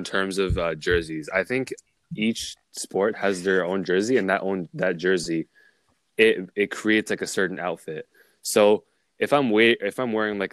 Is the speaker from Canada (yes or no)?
yes; Toronto, Ontario, Canada; my hometown Jays